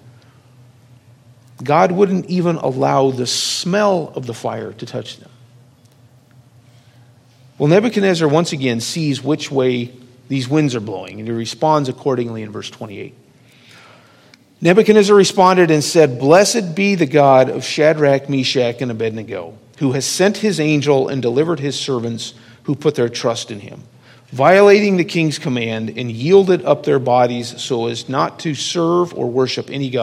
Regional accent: Lincoln, Nebraska, United States; growing up in Lincoln

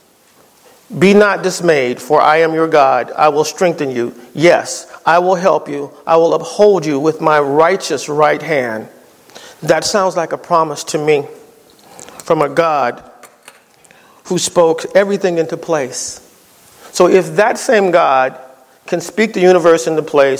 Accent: East Coast, United States; moved away; I'm from the East Coast

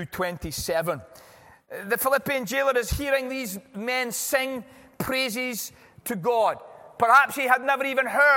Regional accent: California, United States; I'm from California

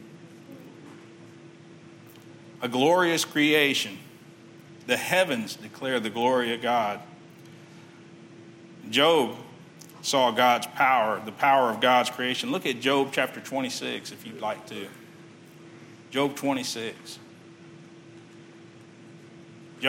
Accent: Texas City, Texas, United States; I grew up in Texas City.

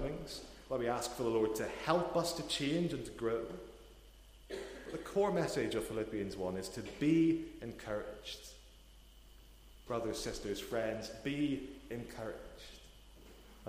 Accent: Portadown, Northern Ireland, United Kingdom; moved away as an adult; also born or lived in Newcastle; I'm originally from Northern Ireland. I'm from a town called Portadown

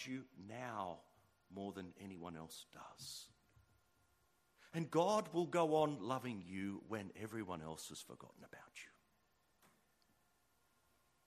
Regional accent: Sydney, New South Wales, Australia; I'm from Sydney

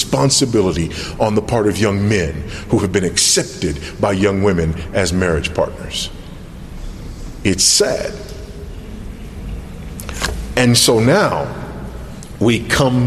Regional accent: United States; moved away as an adult; now in Zambia; me as an American living in another context

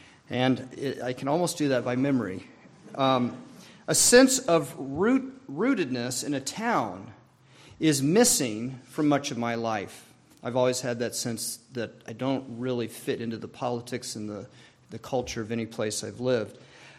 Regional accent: New Mexico, United States; born there; also born or lived in Arizona / Maryland; I was born in New Mexico. After 2 years, we moved to Arizona, where my sister was born.

